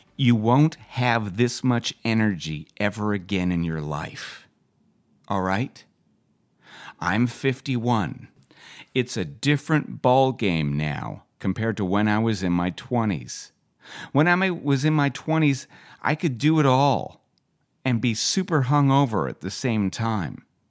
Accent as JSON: {"language": "English", "town": "West Vancouver", "region": "British Columbia", "country": "Canada", "tie": "born or raised there", "also_born_or_lived": "Calgary", "said": "Growing up in West Vancouver, just try not to get the shit beaten out of me at school"}